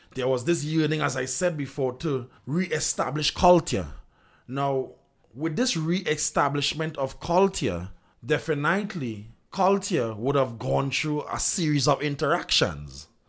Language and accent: English; Trinidad & Tobago